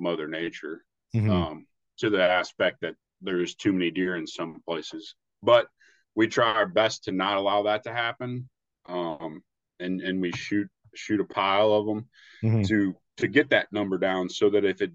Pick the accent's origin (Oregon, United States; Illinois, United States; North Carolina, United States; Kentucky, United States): Illinois, United States; Southern; now in Iowa, United States; where I grew up in Southern Illinois